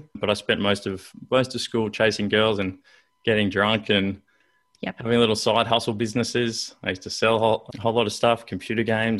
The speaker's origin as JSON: {"language": "English", "town": "Canberra", "region": "Australian Capital Territory", "country": "Australia", "tie": "born or raised there", "said": "Well, I grew up in Canberra, which sounds pretty boring, but I actually grew up in a circus."}